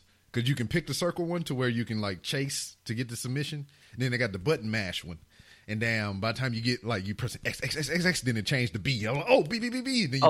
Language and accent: English; Louisiana, United States; I'm from Louisiana